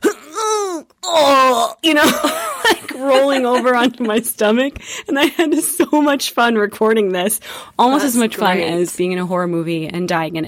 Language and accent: English; London, United Kingdom; born there; So yeah, I was born in London. My parents met there. Mom moved over from Brazil.